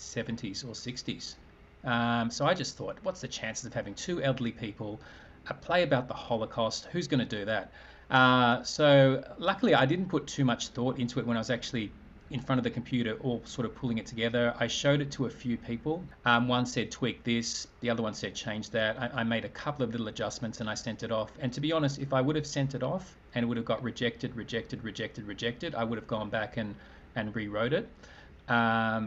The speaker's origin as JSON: {"language": "English", "country": "Australia", "said": "I'm an Australian man"}